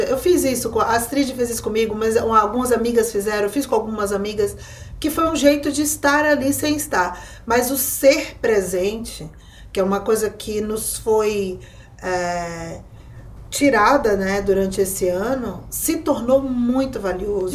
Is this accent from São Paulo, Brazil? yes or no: no; Bahia, Brazil; como uma mulher nordestina, baiana